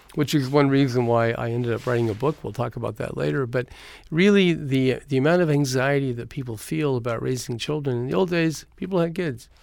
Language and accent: English; Eureka, California, United States; born or raised there